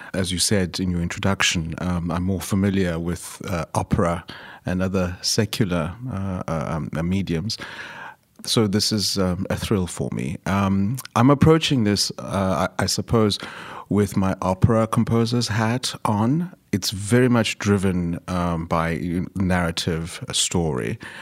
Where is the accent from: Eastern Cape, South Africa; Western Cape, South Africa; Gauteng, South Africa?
Eastern Cape, South Africa; I was born in the Eastern Cape of South Africa, which is the traditional sort of like homelands of the Xhosa, uh, speaking people.